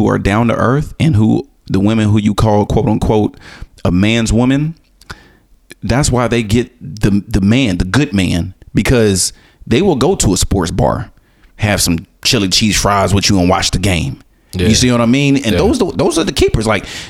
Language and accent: English; Florida, United States; I'm from Florida, my dude.